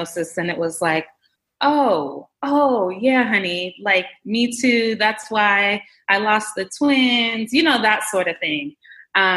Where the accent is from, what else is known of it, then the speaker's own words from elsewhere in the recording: Jamaica; I'm of Jamaican heritage. I was born in Jamaica, and obviously my mom is Jamaican